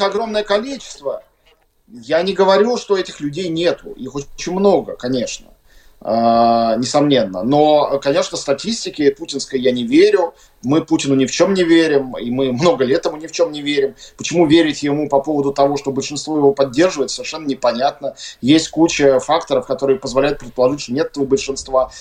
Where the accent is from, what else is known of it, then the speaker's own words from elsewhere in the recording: Russia; moved away as an adult; now in Latvia; Я вот как россиянин